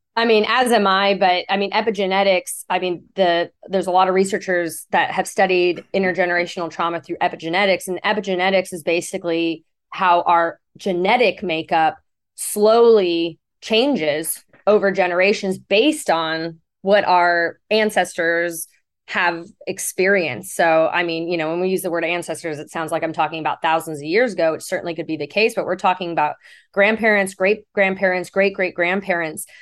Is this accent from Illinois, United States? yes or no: no; Fountain Valley, California, United States; also born or lived in Houston, Texas; was born in Fountain Valley, California